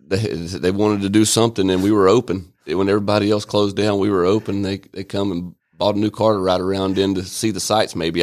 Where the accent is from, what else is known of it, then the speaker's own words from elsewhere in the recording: Albany, Georgia, United States; moved away as an adult; also born or lived in Atlanta, Georgia; now in Rome, United States; I was born in Albany, Georgia, and, uh, was raised up there